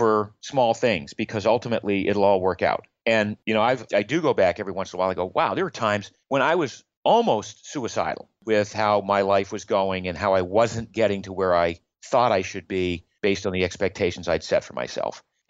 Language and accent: English; Maine, United States; I grew up in Maine in the U.S.